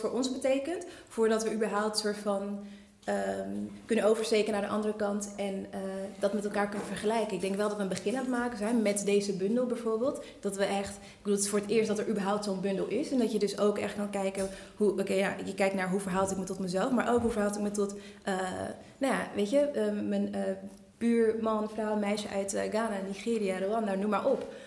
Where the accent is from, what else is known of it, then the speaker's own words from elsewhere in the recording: Netherlands; ik kom uit Nederland, ik ben hier opgegroeid